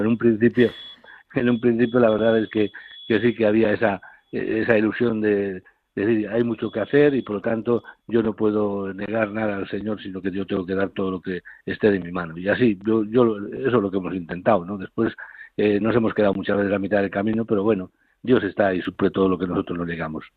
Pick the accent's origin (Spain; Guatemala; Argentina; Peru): Spain; Castile and León; also born or lived in Carrión de los Condes; now in Ciudad Real, Spain; mi pueblo, porque era 15 kilómetros, estaba en, Carrión, en Carrión de los Condes, y mi pueblo estaba a 15 kilómetros